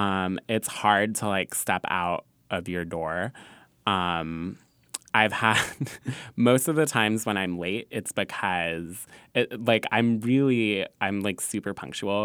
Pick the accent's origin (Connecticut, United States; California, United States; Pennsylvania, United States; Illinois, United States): California, United States; Southern; now in New York, United States; I'm from California